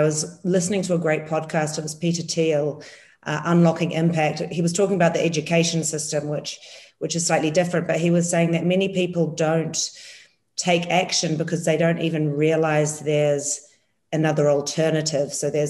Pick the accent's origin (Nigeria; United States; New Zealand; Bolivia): New Zealand; as a New Zealander